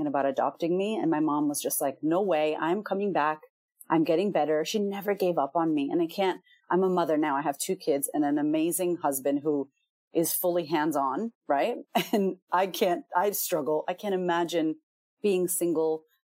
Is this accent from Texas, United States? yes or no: no; Boston, Massachusetts, United States; I'm from America, I'm from Boston, and I'm Puerto Rican